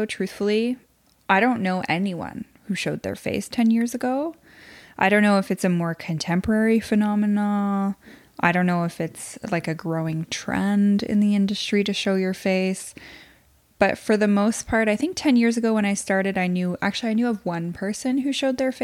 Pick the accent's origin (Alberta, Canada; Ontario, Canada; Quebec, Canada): Quebec, Canada; Quebec City; now in Ottawa, Canada; I'm from Quebec City.